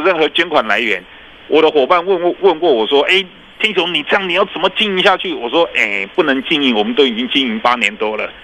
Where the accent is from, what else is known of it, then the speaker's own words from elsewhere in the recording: Taiwan; 以前我们台湾人对社服这个东西还是一个蛮，蛮粗浅的一些理解